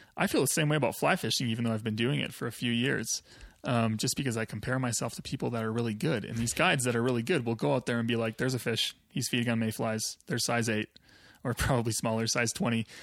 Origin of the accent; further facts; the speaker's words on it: Wisconsin, United States; moved away as an adult; now in Colorado, United States; I grew up in Wisconsin.